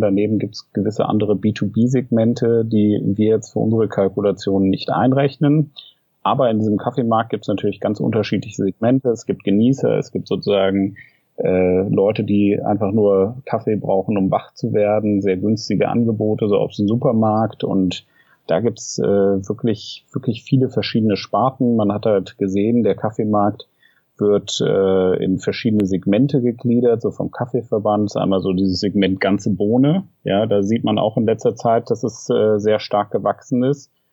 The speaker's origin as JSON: {"language": "German", "town": "Frankfurt", "region": "Hesse", "country": "Germany", "also_born_or_lived": "Tübingen / Berlin", "said": "Ich komme ursprünglich aus Frankfurt"}